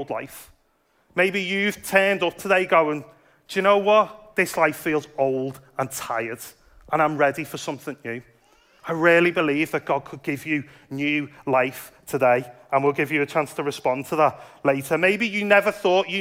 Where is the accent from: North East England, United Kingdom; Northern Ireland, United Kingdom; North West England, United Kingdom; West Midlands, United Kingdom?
North West England, United Kingdom; Liverpool; now in Dudley, United Kingdom; I grew up in Liverpool, and Liverpool's quite a Catholic